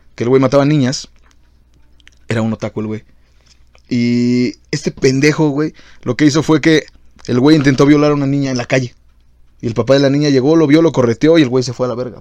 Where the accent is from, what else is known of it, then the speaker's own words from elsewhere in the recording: Mexico; Siendo latinos, siendo mexas como somos